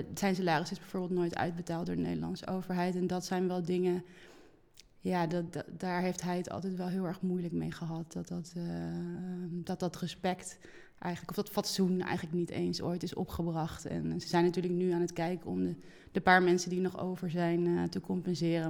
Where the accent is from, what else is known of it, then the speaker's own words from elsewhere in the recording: Oosterhout, North Brabant, Netherlands; now in Amsterdam, Netherlands; ik ben geboren in het Brabantse Oosterhout en eh, woon al heel lang in Amsterdam